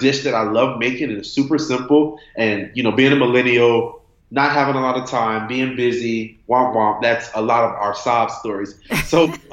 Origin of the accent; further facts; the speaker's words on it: Miami, Florida, United States; I'm from Miami, Florida